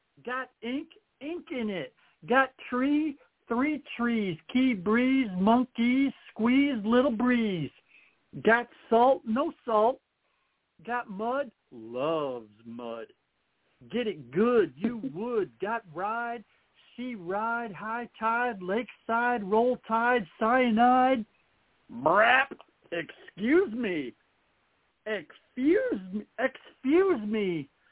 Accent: Ohio, United States; I'm from Ohio

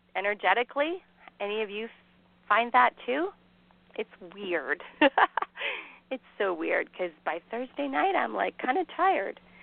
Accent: Canada; I am Canadian

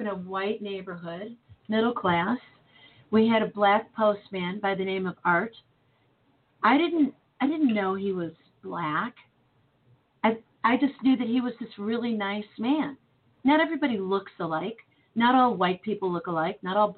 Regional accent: Chicago, Illinois, United States; moved away as an adult; now in St. Louis, United States; I grew up in Chicago

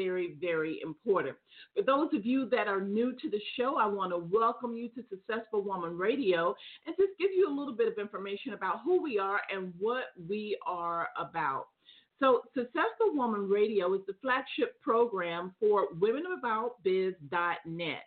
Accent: Atlanta, Georgia, United States; we are truly coming into the fall season here in my hometown of Atlanta

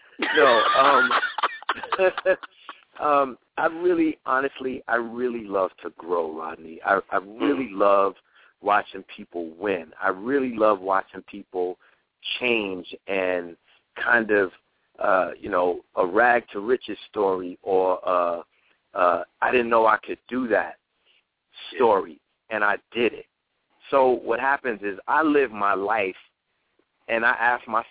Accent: New York City, New York, United States; growing up in the Bronx

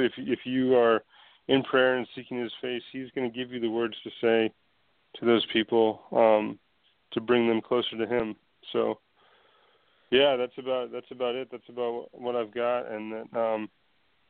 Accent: United States; as an American

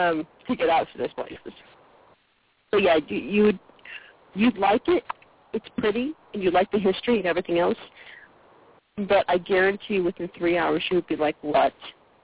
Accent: Connecticut, United States; now in Mississippi, United States; Actually, when I came down here to Mississippi, it's funny because I came from Connecticut.

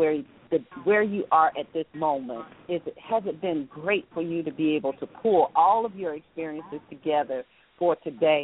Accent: the South, United States; accent: southern drawl; my southern drawl

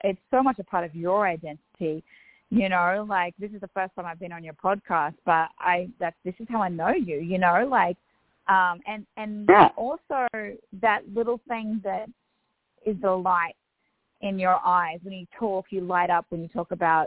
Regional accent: Australia; accent: Australian Bogan; also born or lived in Louisville, Kentucky; a sweet little Aussie redneck

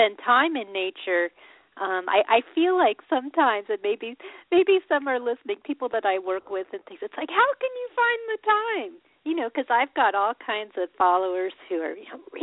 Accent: Colorado, United States; I was this girl growing up in Colorado

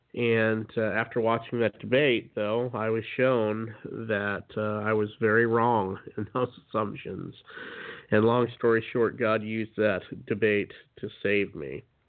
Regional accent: Utah, United States; I grew up in Utah, which is uh, you know the land of uh, Mormon country

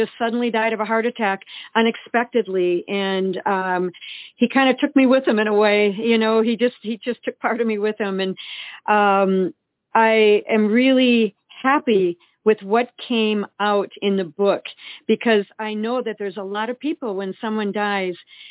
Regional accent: Eau Claire, Wisconsin, United States; We grew up in Eau Claire, Wisconsin

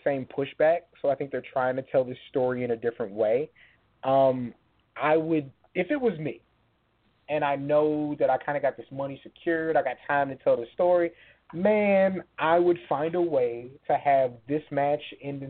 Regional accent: San Antonio, Texas, United States; even though I grew up in San Antonio, like that music's there

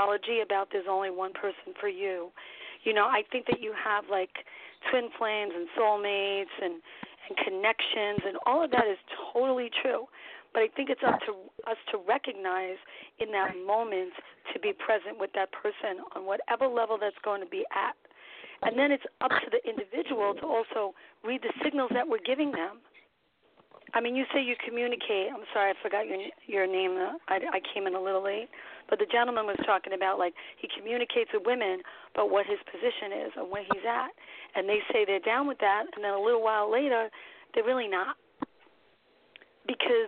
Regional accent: New York City, New York, United States; also born or lived in Florida; I am from New York City. I'm a New York City girl, Brooklyn born and bred

